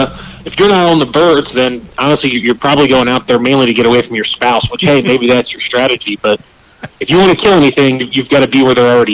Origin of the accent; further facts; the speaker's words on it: United States; I'm from the Chesapeake Bay area